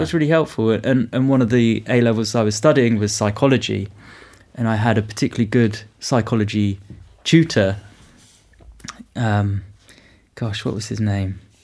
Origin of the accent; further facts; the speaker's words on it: United Kingdom; I come from the United Kingdom. I live in Oxford